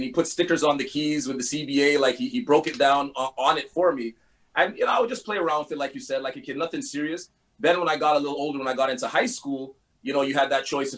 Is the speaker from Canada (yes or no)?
yes; Montreal, Quebec, Canada; I am born and raised in Montreal.